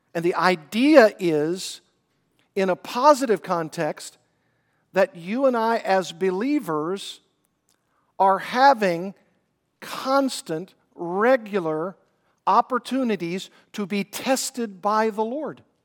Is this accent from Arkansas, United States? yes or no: yes; Arkansas, United States; I grew up in Arkansas, did a lot of fishing.